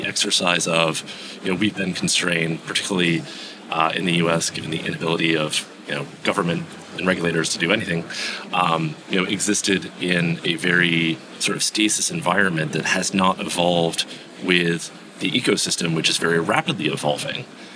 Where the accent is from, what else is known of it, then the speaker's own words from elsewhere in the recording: United States; now in Netherlands; I live in the Netherlands. I have a small business in Mexico. I'm American